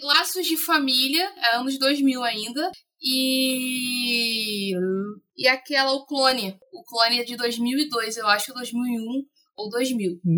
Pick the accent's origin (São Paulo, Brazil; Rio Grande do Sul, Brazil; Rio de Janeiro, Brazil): Rio de Janeiro, Brazil; sou do Rio de Janeiro